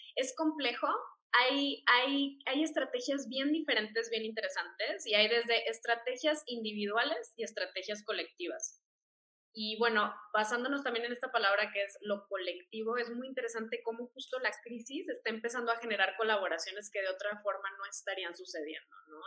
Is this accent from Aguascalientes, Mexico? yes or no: no; Monterrey, Nuevo León, Mexico; now in Mexico City, Mexico; yo también soy de Monterrey. Entonces, bueno, pues eh, ahí Regios represent, aunque vivo aquí en Ciudad de México